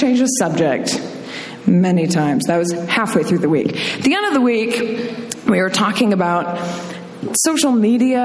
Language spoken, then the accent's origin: English; Minnesota, United States; moved away; also born or lived in Indiana / Michigan; I was born in Minnesota, I went to school in Indiana, my family's from Michigan